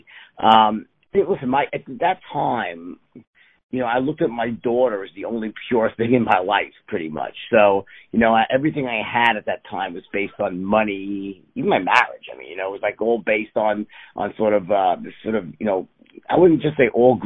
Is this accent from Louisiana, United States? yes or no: no; New York City, New York, United States; I was born in New York City